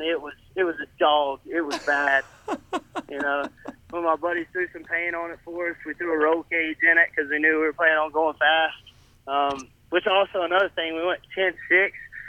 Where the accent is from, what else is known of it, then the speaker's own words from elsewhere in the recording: Gold Hill, North Carolina, United States; Gold Hill, North Carolina.